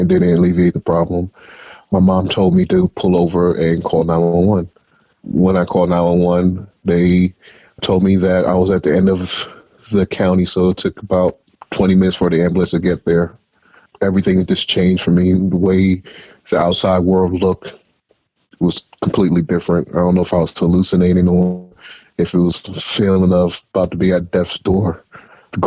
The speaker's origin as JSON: {"language": "English", "town": "Atlanta", "region": "Georgia", "country": "United States", "tie": "born or raised there", "moved": "yes", "said": "when I got back to my hometown in Atlanta"}